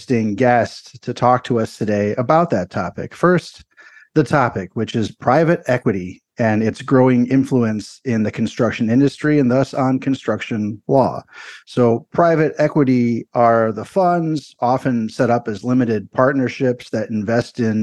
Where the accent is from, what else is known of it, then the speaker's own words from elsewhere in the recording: Chicago, Illinois, United States; I grew up in Chicago, was a big Bulls fan during the 1980s and 90s